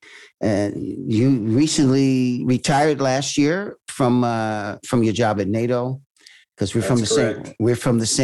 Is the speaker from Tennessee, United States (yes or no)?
no; Virginia, United States; I was born in Virginia